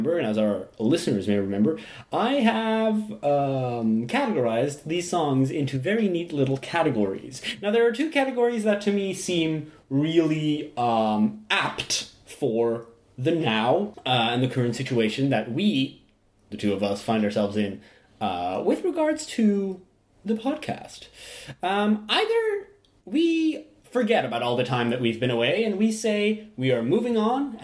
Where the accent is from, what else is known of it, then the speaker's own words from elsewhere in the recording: Belgium; we're from Belgium.